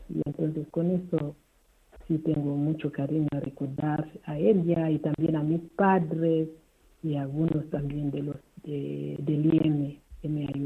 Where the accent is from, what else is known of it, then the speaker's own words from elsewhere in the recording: Kamativi, Matabeleland North, Zimbabwe; llegaron las españolas, religiosas misioneras hijas de Calvario que venía de Burgos a mi pueblo, en Camativi.